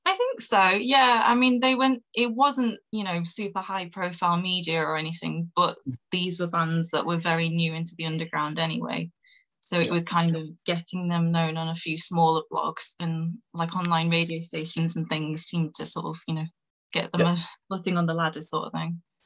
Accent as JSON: {"language": "English", "town": "Manchester", "region": "North West England", "country": "United Kingdom", "said": "I'm from Manchester in the north of England"}